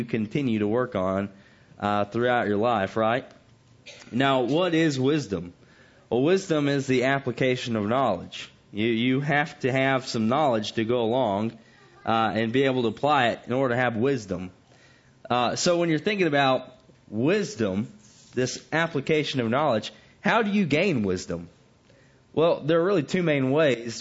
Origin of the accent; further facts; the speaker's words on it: the South, United States; growing up in the South